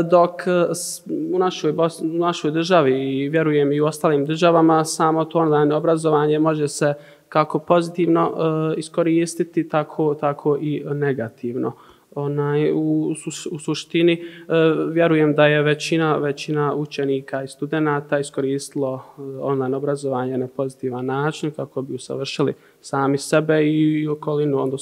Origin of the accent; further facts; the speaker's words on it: Maglaj, Federation of Bosnia and Herzegovina, Bosnia & Herzegovina; also born or lived in Zenica; E, dolazim iz Maglaja, e, završio sam medicinsku srednju školu u Zenici, trenutno pohađam e, opću medicinu na medicinskom fakultetu univerziteta u Zenici. Imam 20